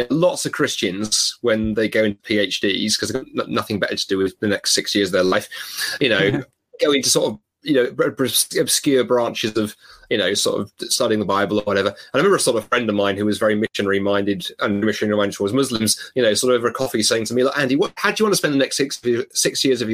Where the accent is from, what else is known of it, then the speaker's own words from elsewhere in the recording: London, United Kingdom; I grew up in London